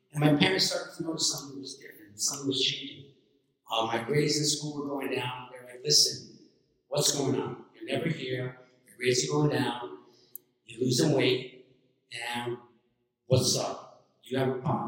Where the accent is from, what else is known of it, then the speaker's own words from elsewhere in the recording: New York City, New York, United States; I grew up in New York City when people and kids lived outside, and I gravitated towards the Hamburg courts in Queens